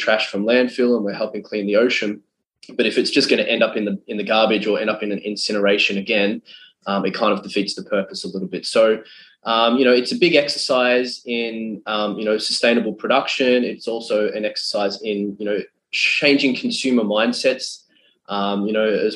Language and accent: English; Australia; Being an Australian and having a very close affinity to the ocean